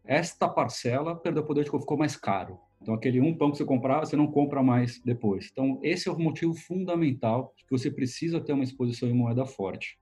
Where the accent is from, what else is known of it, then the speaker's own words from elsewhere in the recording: Brazil; moved away; eu é sou nascido e criado no Brasil